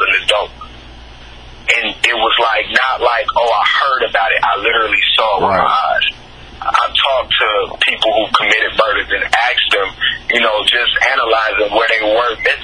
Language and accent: English; Chicago, Illinois, United States; moved away; also born or lived in Tennessee; I grew up in Chicago